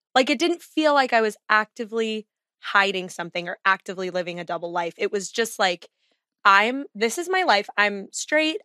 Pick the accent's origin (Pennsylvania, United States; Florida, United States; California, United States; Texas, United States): Texas, United States; also born or lived in Chicago area, Illinois; I have rejected my Texas roots